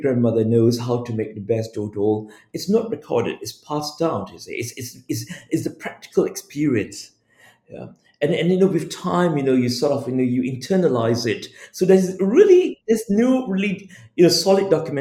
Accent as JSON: {"language": "English", "country": "Singapore", "tie": "born or raised there", "also_born_or_lived": "Bay Area, California, United States", "said": "I was born and raised in Kampong Glam"}